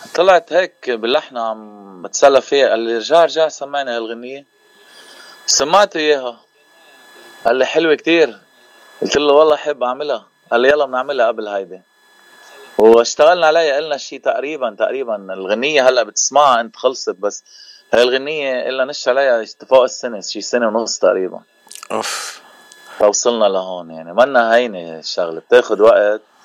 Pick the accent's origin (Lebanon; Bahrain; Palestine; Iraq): Lebanon; Bejjeh, Keserwan-Jbeil; now in Cleveland, United States; نحن من منطقه جبال المنطقه الضيعه يعني ضيعتي هي بجه